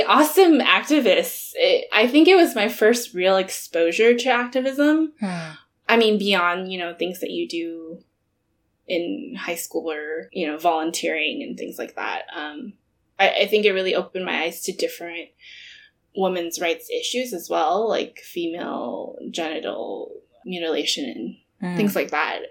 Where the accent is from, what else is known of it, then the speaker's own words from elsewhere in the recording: Southern California, United States; So I'm from Southern California. And I think the neighborhood that I grew up in was predominantly Latinx